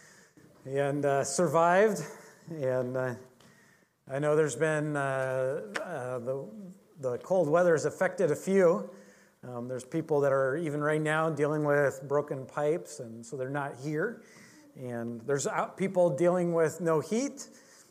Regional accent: Alaska, United States; moved away; I grew up in Alaska

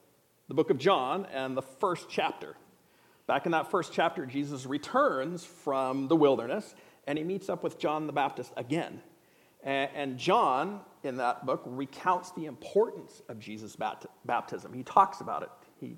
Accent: Indonesia; I grew up in a different culture, so I brought a few props from that culture. I grew up in Indonesia

